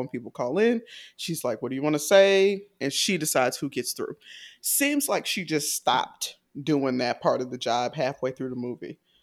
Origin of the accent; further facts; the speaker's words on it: Atlanta, Georgia, United States; I'm from Atlanta